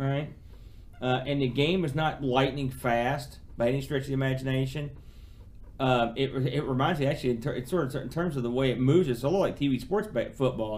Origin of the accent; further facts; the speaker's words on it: United States; I'm an American